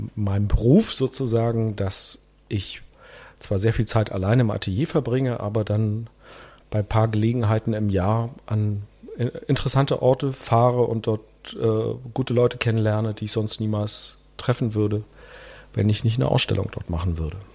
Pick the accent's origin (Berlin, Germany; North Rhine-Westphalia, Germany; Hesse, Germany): Berlin, Germany; also born or lived in Leipzig / Spain; in Berlin-Marzahn, wo ich aufgewachsen bin